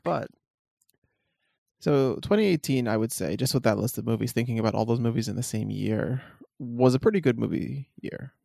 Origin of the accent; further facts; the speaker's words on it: Washington, District of Columbia, United States; my hometown of Washington, D C